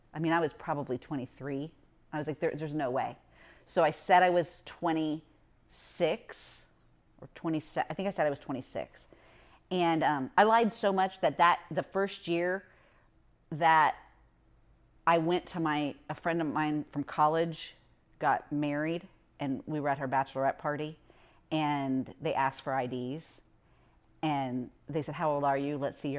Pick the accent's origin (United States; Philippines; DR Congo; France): United States; Indiana; No, I grew up in Indiana, so I was an Indy 500 fan.